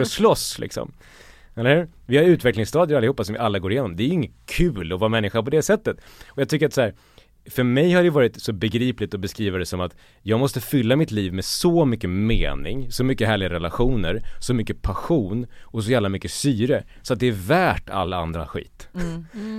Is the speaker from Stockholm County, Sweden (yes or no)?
no; Borlänge, Dalarna County, Sweden; jag kommer från Borlänge och landsbygden